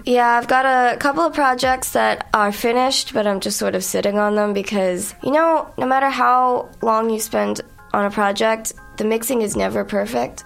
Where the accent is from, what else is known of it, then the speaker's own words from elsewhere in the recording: New York, United States; moved away as an adult; now in Montreal, Canada; I'm from New York